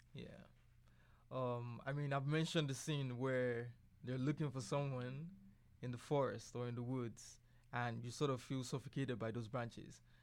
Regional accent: Nigeria; I'm Nigerian

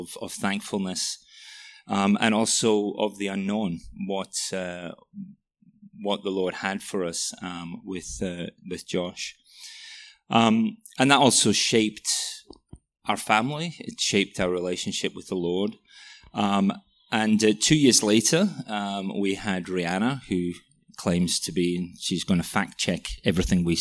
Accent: Welsh, Wales, United Kingdom; moved away as an adult; now in Melbourne, Australia; I'm Welsh as well

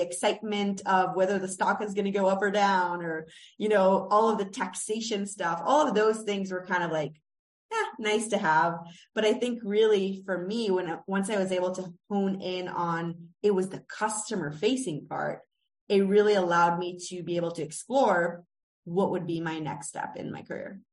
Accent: Israel; moved away as an adult; also born or lived in United States; I am Israeli American

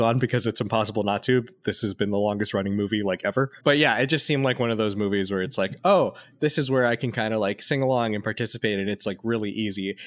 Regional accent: Las Vegas, Nevada, United States; I grew up in Las Vegas

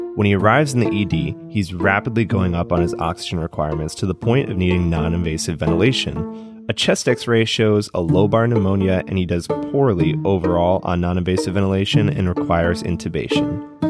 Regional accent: Detroit, Michigan, United States; my hometown, the Motor City

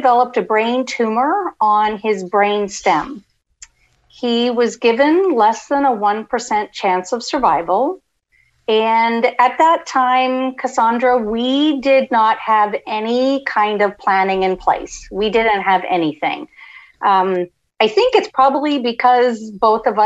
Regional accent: Canada; moved away as an adult; also born or lived in Florida; now in United States; I'm originally from Canada and then immigrated to the States back in 1989, and we came to Florida.

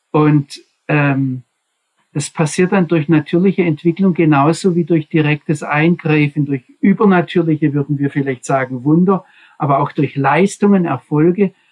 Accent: Swabia, Germany; accent: Swabian; Also mein schwäbischer Akzent kommt von daher, wo ich aufgewachsen bin.

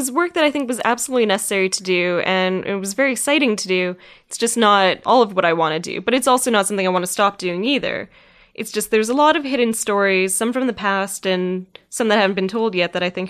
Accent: Winnipeg, Manitoba, Canada; And growing up in Winnipeg and having, you know, a lot of friends in the Aboriginal community, that was something that was really intriguing to me

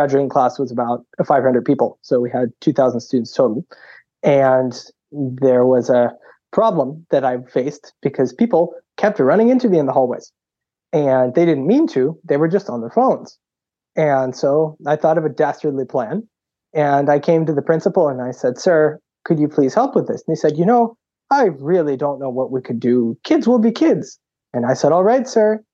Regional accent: Boston, Massachusetts, United States; I grew up in Boston and then just went to public school

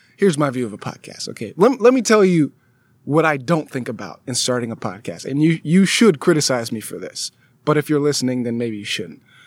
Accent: California, United States; also born or lived in Alabama; I'm from California, went out of state to go to school in Alabama

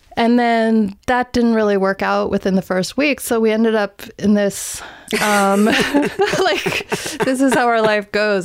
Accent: Greenbelt, Maryland, United States; moved away as an adult; also born or lived in Los Angeles, California; I grew up in Greenbelt

